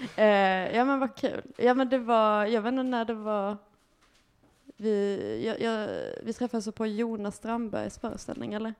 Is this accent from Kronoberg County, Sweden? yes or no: no; Lund, Skåne, Sweden; moved away as an adult; now in Malmö, Sweden; jag kommer från Lund